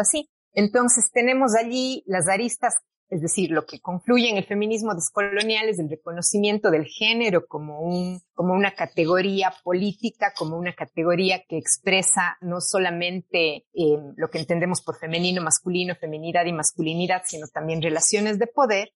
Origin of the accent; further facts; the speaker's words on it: Cuenca, Azuay, Ecuador; also born or lived in England; yo soy de Cuenca, eh, nací en Cuenca, Ecuador, y he vivido prácticamente toda mi vida aquí, a excepción de los cuatro años del doctorado en Inglaterra